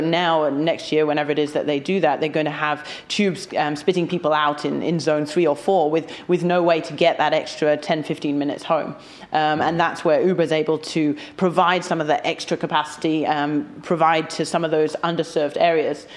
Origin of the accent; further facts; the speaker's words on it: London, United Kingdom; I'm, I'm a Londoner.